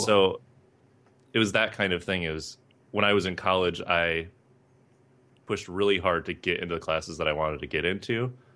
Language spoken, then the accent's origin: English; Northern Michigan, United States; moved away as an adult; I grew up in Northern Michigan